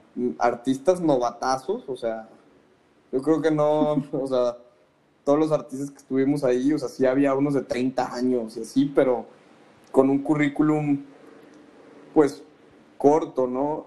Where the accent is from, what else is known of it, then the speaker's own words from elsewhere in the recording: Mexico; now in Guadalajara, Mexico; resido en la ciudad de Guadalajara, Jalisco, México, soy mexicano